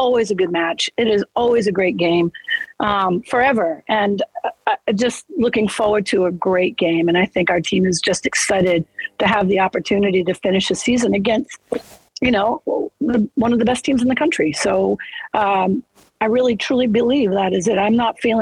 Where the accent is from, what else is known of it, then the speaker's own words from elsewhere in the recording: Massachusetts, United States; moved away; I grew up in Massachusetts